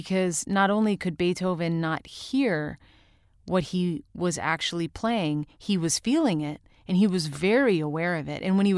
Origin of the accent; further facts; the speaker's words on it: St. Louis, Missouri, United States; also born or lived in Rochester, New York; when I was growing up in St. Louis and Rochester, New York, in both places, we had a darkroom.